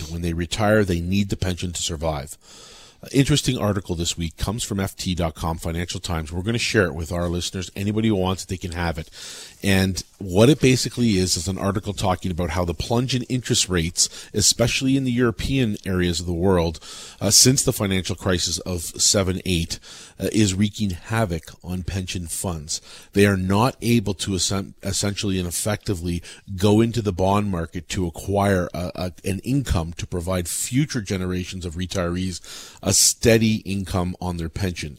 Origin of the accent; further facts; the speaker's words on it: Canada; as a Canadian